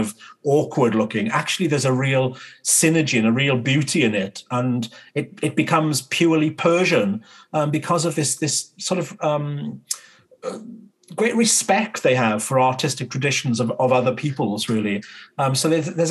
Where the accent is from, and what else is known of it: United Kingdom